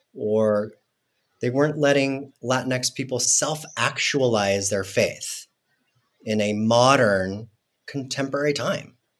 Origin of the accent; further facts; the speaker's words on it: Mexico City, Mexico; now in United States; when I grew up in Mexico City, there was such a large Mormon community